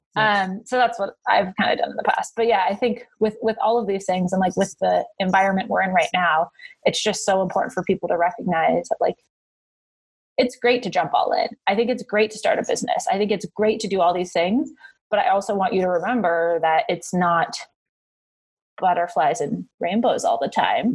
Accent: Northern California, United States; I grew up in Northern California

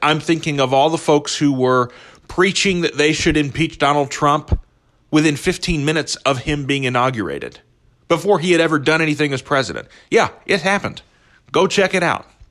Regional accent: Midwest, United States; the values that were espoused to me growing up in the Midwest

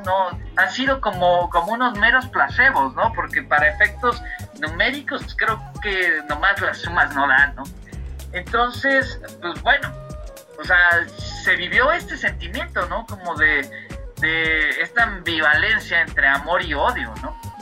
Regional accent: Mexico; Soy, más mexicano que las quesadillas

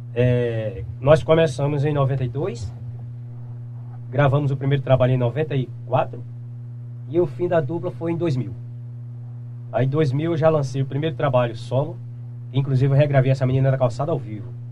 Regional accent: Ferreiros, Pernambuco, Brazil; eu sou natural da cidade de Ferreiros, é, é, sou do Engenho Bonfim, né? Que é município de Ferreiros.

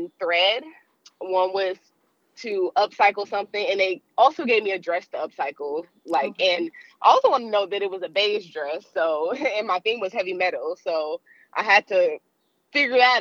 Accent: Cleveland, Ohio, United States; it was here in my hometown

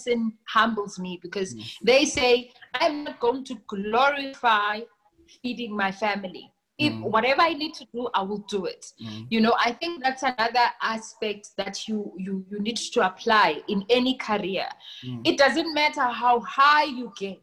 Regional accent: Eastern Cape, South Africa; now in Johannesburg, South Africa; I come from the Eastern Cape, right? And since I've been in Joburg, I've been here since 2006.

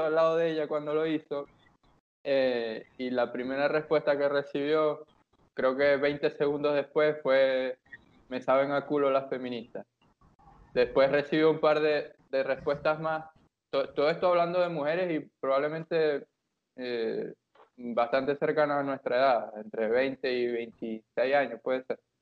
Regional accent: Maracaibo, Zulia, Venezuela; nosotros que somos de Maracaibo

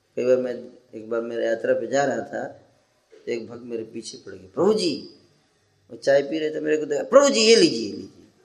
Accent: Bihar, India; moved away; जब बचपन में हम लोग तो बिहार में थे

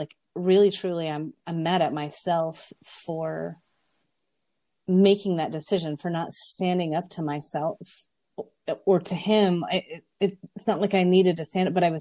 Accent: South Dakota, United States; I'm from South Dakota and people are nice

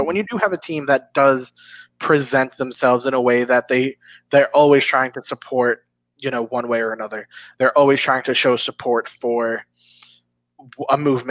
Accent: Boston, Massachusetts, United States; I'm from Boston.

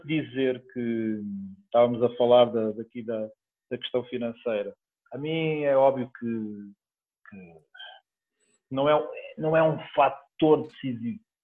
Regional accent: Portugal; also born or lived in Oliveira de Azeméis; é a cidade onde eu nasci

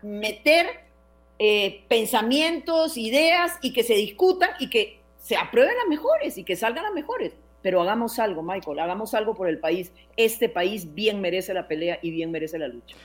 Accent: Costa Rica

